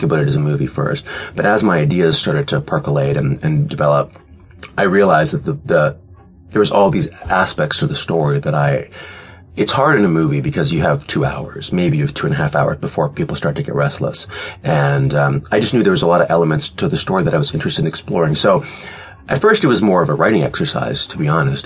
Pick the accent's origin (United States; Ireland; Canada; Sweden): Canada; I'm Canadian